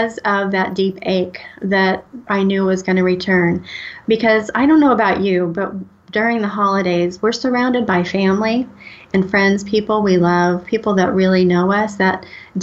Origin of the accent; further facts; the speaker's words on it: United States; also born or lived in St. Louis, Missouri / Oklahoma; Was born in St. Louis and grew up in Missouri and Oklahoma